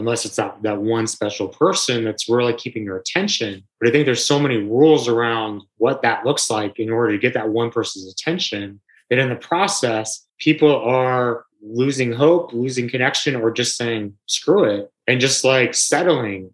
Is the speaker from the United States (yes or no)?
yes; New York, United States; as a New Yorker